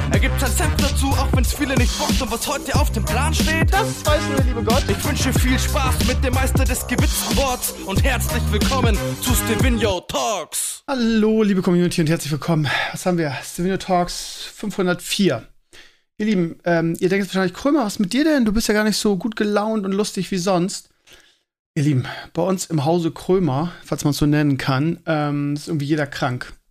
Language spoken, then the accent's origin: German; Scheeßel, Lower Saxony, Germany; Und in meiner alten Heimat in Schesel auch.